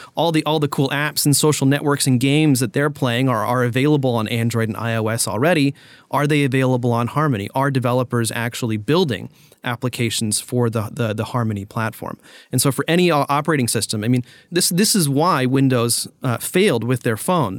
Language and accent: English; United States; as an American